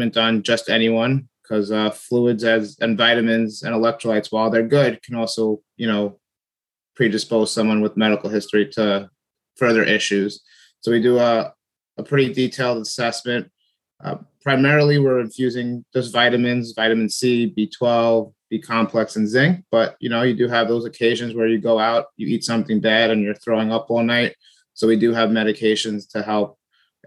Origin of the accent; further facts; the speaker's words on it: Oceanside, United States; born and raised in Oceanside